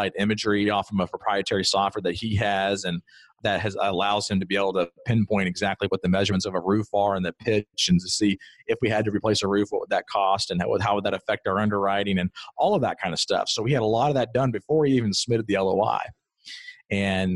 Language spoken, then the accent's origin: English; Greenville, South Carolina, United States; moved away as an adult; now in Columbia, United States; I'm from Greenville, South Carolina. I drove by this particular property, you know, for the 27 years that I was there